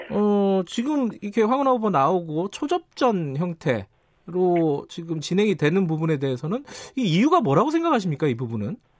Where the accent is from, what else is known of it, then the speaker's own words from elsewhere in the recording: Daejeon, South Korea; 제가 사실 고향이 대전 중구입니다